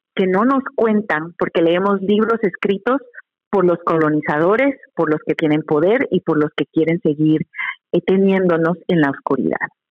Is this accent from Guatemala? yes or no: yes; Guatemala; now in United States; yo soy guatemalteca